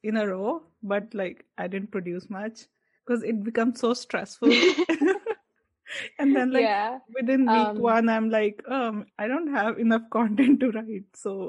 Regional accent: India; I grew up in India

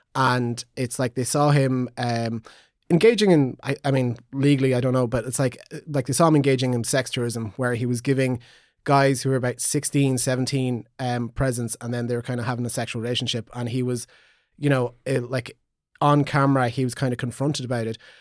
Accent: Magheraroarty, County Donegal, Ulster, Ireland; I come from Maharochi.

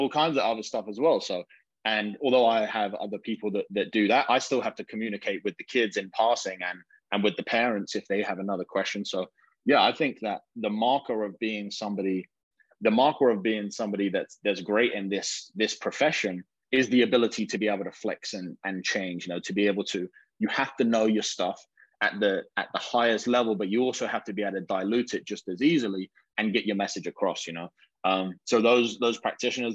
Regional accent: England, United Kingdom; moved away as an adult; I'm coming from England.

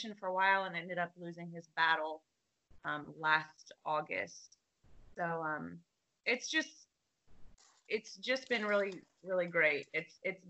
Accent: South Florida, United States; I'm from South Florida. I was born and raised here

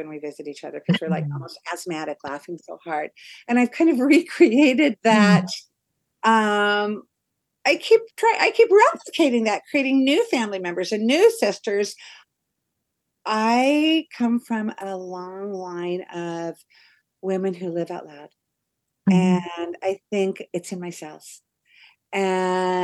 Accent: Portland, United States; moved away; I'm from Portland.

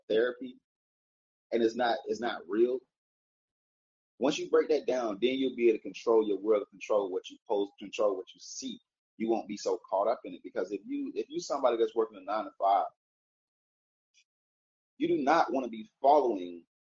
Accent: Atlanta, Georgia, United States; also born or lived in Warner Robins, Georgia; I'm a city nigga, I'm from Atlanta.

